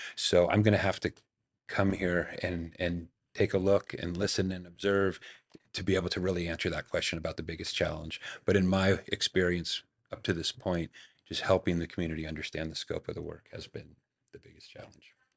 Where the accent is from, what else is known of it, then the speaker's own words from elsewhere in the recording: Marin County, California, United States; also born or lived in San Francisco; I was, I was born in San Francisco. My father was raised in San Francisco. Um, but then when I was really young, we moved across the Golden Gate Bridge to Marin County, where I was largely raised